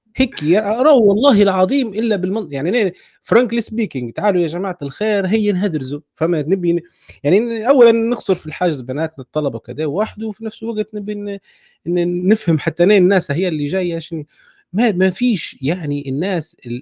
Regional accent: Libya; احنا نديروها كليبيين

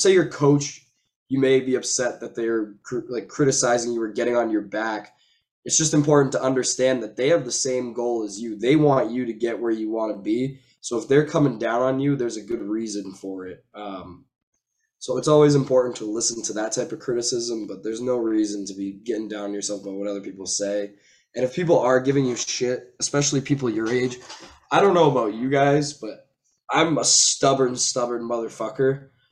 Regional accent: Massachusetts, United States; I'm from Massachusetts.

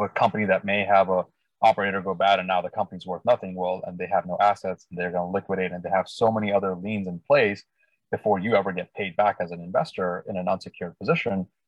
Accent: India; also born or lived in Northern California Bay Area, United States; now in Bay Area, United States; I was uh, born and raised in India, actually, and been in the U.S. about 25 years. And now I live in the Northern California Bay Area region.

